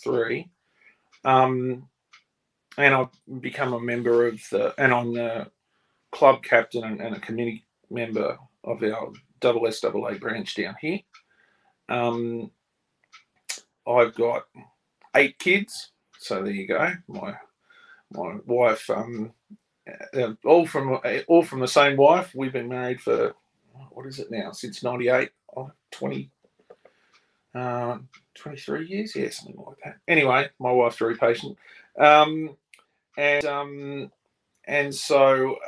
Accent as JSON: {"language": "English", "town": "Sydney", "region": "New South Wales", "country": "Australia", "tie": "born or raised there", "said": "I grew up in Sydney"}